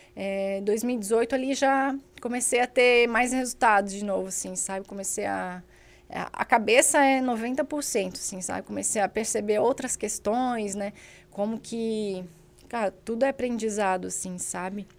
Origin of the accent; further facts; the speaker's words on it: Indaial, Santa Catarina, Brazil; eu sou de Indaial